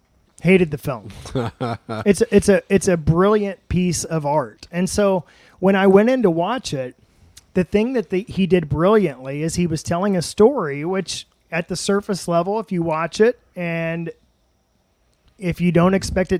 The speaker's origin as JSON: {"language": "English", "town": "Madison", "region": "Indiana", "country": "United States", "moved": "yes", "lives_now": "Columbus, United States", "said": "I'm from Madison, OG."}